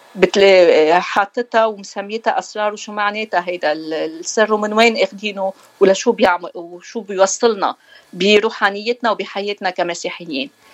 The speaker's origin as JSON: {"language": "Arabic", "town": "Beirut", "region": "Beirut Governorate", "country": "Lebanon", "tie": "born or raised there", "also_born_or_lived": "Asia, Batroun District, North Lebanon", "accent": "Beiruti", "moved": "as an adult", "lives_now": "United States", "said": "عشنا كل حياتنا ببيروت مشان هيك اخذنا ما اخذنا الاكسنت الشمالي ما آه. عندنا الاكسنت"}